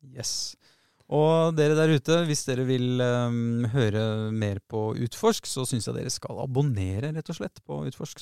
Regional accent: Oslo, Norway; Jeg vokste opp på Tveita

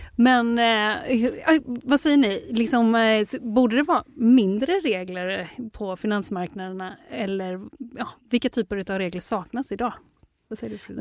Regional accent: Sweden; som svensk

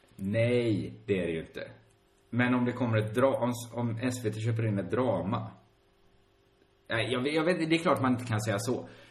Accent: Sweden; vi i Sverige

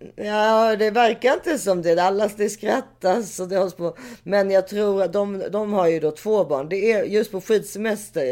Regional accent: Switzerland; jag är schweizare

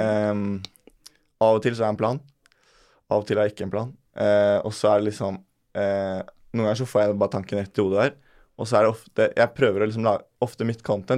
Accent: Bærum, Akershus, Norway; jeg er, jo, fra Bærum

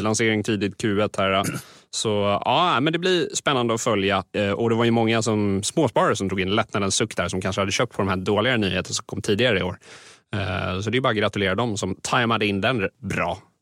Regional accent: Sweden

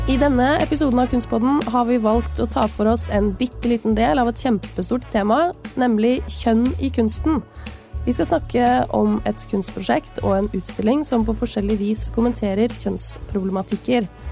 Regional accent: Tønsberg, Vestfold, Norway; Jeg er i min hjemby Tønsberg

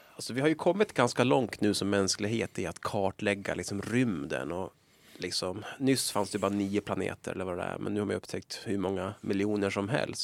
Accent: Sundsvall, Västernorrland County, Sweden; accent: Sundsvallsmål; jag borde egentligen eh, vara stolt över min dialekt. Jag är från Sundsvall

